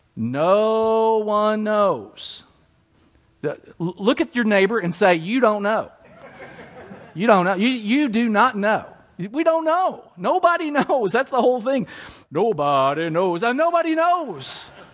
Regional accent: Danville, Kentucky, United States; I grew up at Gethsemane Baptist Church, Danville, Kentucky. That's my hometown

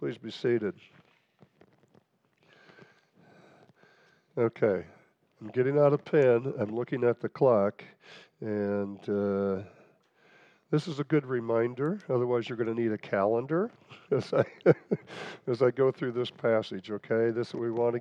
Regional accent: Nebraska, United States; I grew up in Nebraska

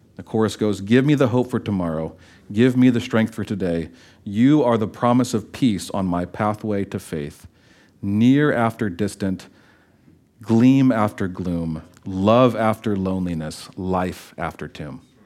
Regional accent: United States; as American Christians

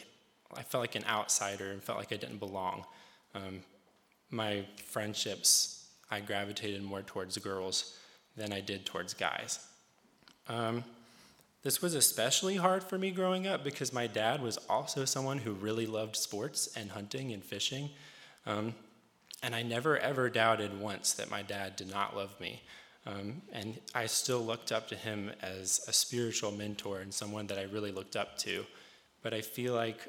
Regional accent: Rural Retreat, Virginia, United States; now in Harrisonburg, United States; I'm not originally from Harrisonburg. I'm from a small town in Southwest Virginia, right off of Exit 60 on Interstate 81 called Rural Retreat. I grew up in a Pentecostal holiness church

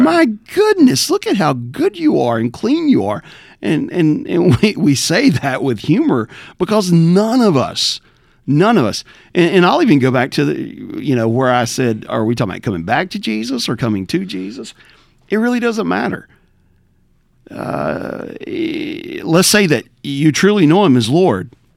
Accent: Southwest Rural Tennessee, United States; moved away; Born and raised in Tennessee, uh, Southwest Rural Tennessee

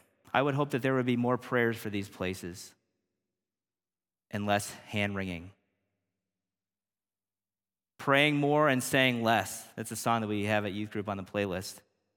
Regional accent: Kankakee, Illinois, United States; also born or lived in Blue Island, Illinois; I was born in Blue Island, Illinois, which is a suburb right outside the city limits in Cook County. My parents divorced. moved us to a place that I didn't want to go to, Kankakee, Illinois.

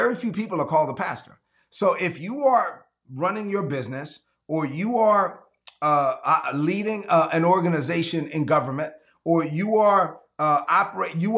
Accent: La Vega, Dominican Republic; moved away; my hometown in La Vega, Dominican Republic.

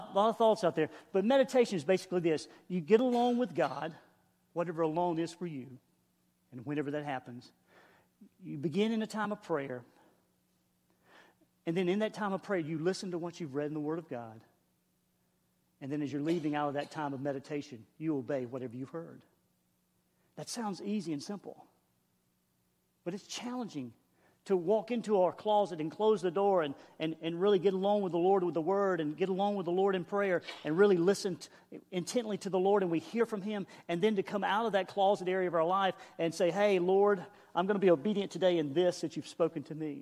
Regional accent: the Carolinas, United States; I'm a hillbilly from the Carolinas

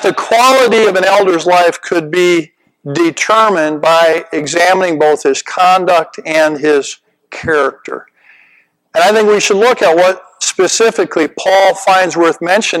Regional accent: Minnesota, United States; my home state of Minnesota

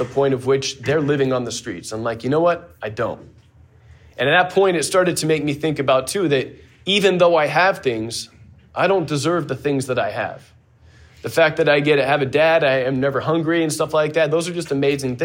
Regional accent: Pebble Beach, California, United States; moved away; I grew up in Pebble Beach, California

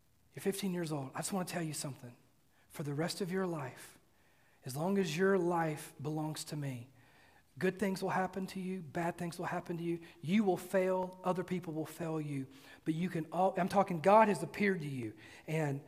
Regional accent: Mississippi, United States; now in Oak Ridge, United States; when I was a kid, I grew up in Mississippi

